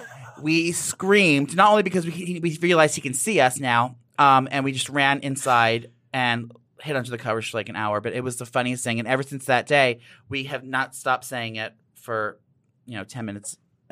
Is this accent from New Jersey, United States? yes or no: yes; New Jersey, United States; I was born and raised in New Jersey, right outside the metropolis of New York City.